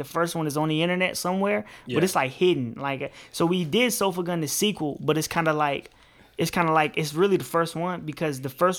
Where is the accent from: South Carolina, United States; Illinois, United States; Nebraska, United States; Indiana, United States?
Illinois, United States; Park Forest; We come from a place, it's Park Forest, it's the south suburbs of Chicago, and it's hard to explain, man. It's not the inner city